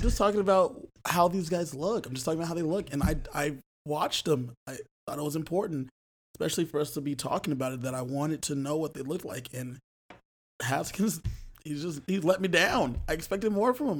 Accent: Los Angeles, California, United States; my hometown of Los Angeles.

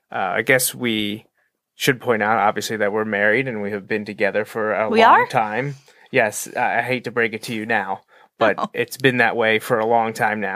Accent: Pennsylvania, United States; even though we're from Pennsylvania

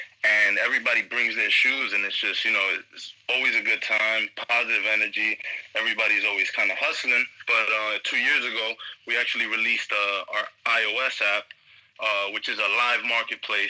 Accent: New York City, New York, United States; I'm from New York. As you know, if you know your host, you know, we're cousins from New York, Brooklyn mainly, Queens, all over

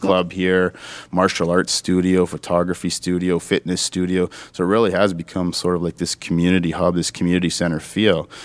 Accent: Sudbury, Ontario, Canada; this is my hometown. I grew up here

